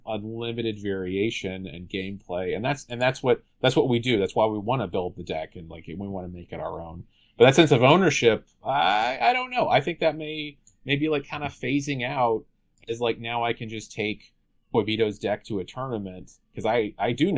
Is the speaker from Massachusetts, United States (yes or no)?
no; North Carolina, United States; I'm from North Carolina